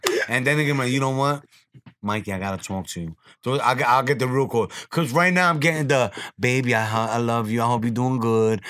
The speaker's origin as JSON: {"language": "English", "town": "New York City", "region": "New York", "country": "United States", "tie": "born or raised there", "said": "I grew up on Gun Hill in Decatur my whole life"}